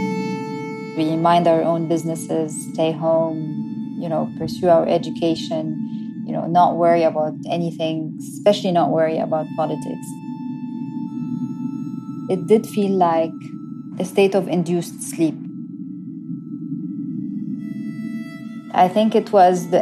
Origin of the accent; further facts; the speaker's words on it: Cairo, Cairo Governorate, Egypt; I grew up in Cairo back in the 1990s.